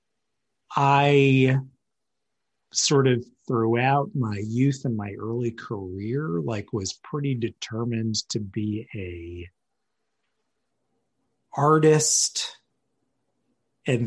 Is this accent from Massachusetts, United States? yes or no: yes; Cambridge, Massachusetts, United States; moved away; also born or lived in Medford, Massachusetts / Washington, D.C. / Oxford, England / New York; I am from Cambridge, Massachusetts.